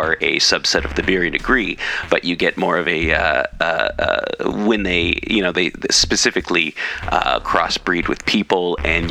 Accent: Pacific Northwest, United States; I did not grow up with that in the Pacific Northwest

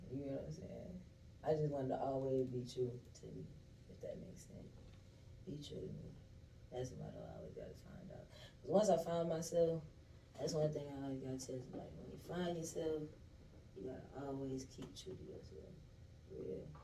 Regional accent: Michigan, United States; first of all, I got locked up in fucking Florida. not from Georgia, first of all. I'm from Michigan

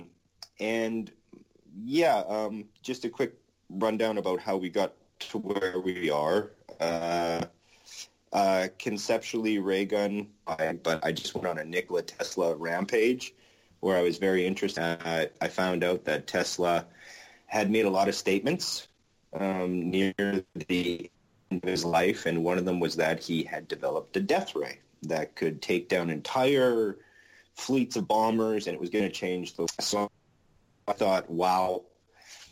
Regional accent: Winnipeg, Manitoba, Canada; my hometown, Winnipeg, Manitoba, Canada.

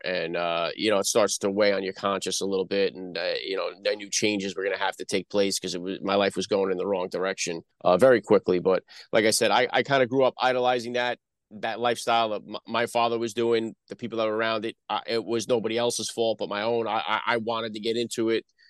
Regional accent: New Jersey, United States; accent: Northeast; also born or lived in Bronx, New York; I'm born in the Bronx, New York. I grew up, uh, in, uh, North Jersey.

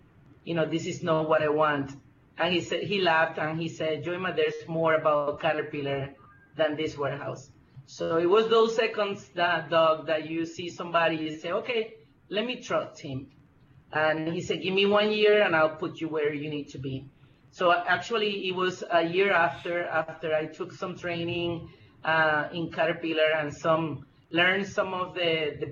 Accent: Puerto Rico; moved away as an adult; also born or lived in Michigan, United States / Miami, United States; now in United States; I'm originally from Puerto Rico. I came to United States 23 years ago to do my master's degree in Michigan.

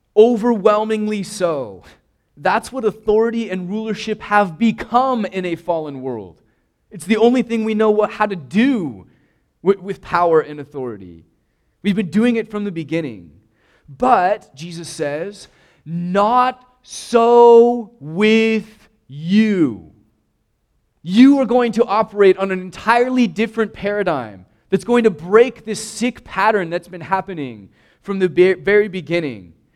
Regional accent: United States; we're American

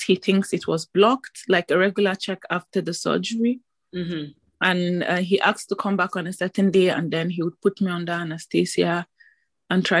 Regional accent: Nigeria; now in Belgium; I'm a Nigerian, and I'm currently based in Belgium

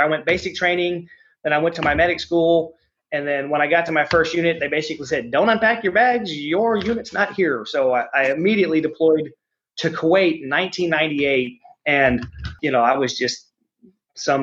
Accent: United States

